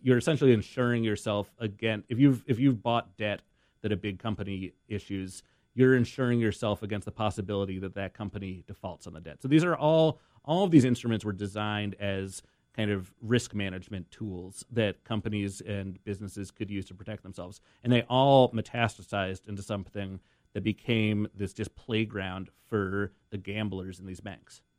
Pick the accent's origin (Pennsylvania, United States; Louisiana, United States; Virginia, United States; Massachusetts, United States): Massachusetts, United States; Boston; I'm from Boston